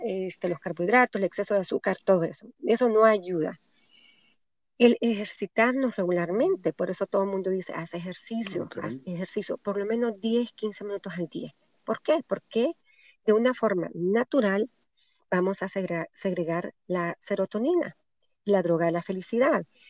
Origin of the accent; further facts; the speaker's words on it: Honduras; moved away; en mi país, en Honduras